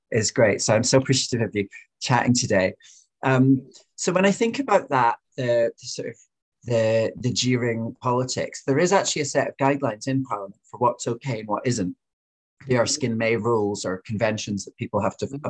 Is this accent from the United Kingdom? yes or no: yes; Fife, Glasgow, Scotland, United Kingdom; now in London, United Kingdom; I'm Scottish, so like when I grew up in Fife in Glasgow